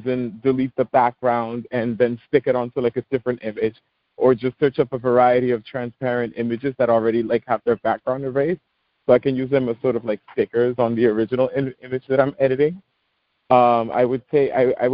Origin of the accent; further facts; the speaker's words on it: New York City, New York, United States; I'm from the Bronx, born and raised